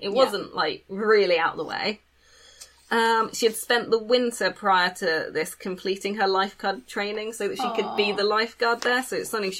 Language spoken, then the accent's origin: English; England, United Kingdom; We're not from America.